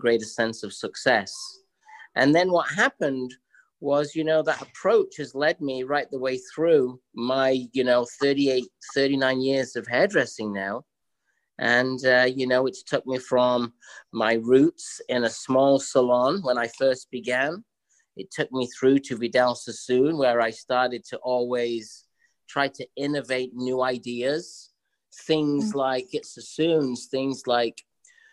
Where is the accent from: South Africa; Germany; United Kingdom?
United Kingdom; England; now in New York City, United States; I grew up in England